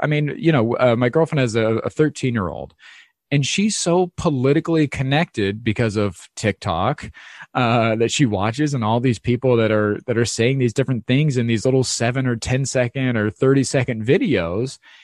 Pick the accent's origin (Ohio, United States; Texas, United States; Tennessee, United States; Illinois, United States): Ohio, United States; moved away; I grew up in Ohio in the Midwest